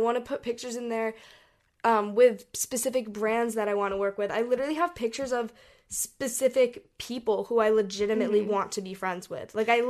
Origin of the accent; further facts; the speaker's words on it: Hong Kong; We grew up in Hong Kong and we traveled all over Asia